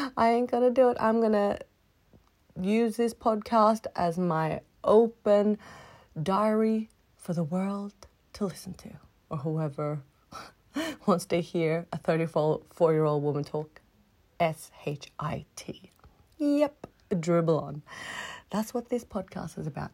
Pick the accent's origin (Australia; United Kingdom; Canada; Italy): Australia; first language English; moved away as an adult; also born or lived in Philippines; now in Sweden; I'm half Swedish, I'm half Filipino, and I grew up in Australia